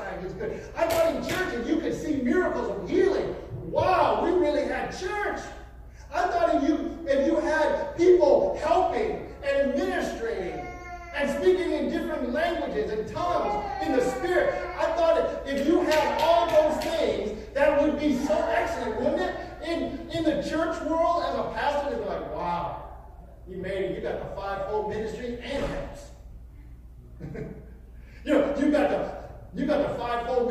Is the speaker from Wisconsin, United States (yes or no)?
yes; Wisconsin, United States; we were growing up in Wisconsin